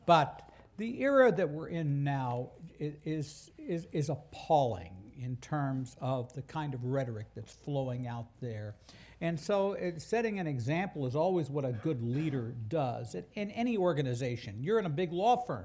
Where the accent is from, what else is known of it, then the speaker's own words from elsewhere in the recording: Wichita, Kansas, United States; I'm from Wichita, Kansas